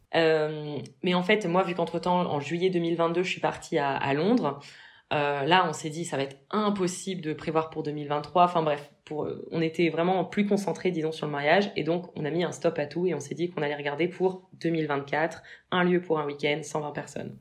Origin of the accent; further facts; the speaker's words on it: Mâcon, Bourgogne-Franche-Comté, France; moved away; je viens de Mâcon de base